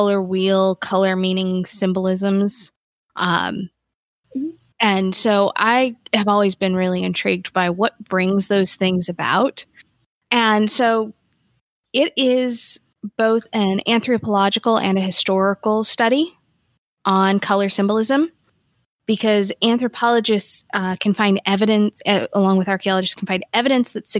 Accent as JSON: {"language": "English", "country": "United States", "said": "being American"}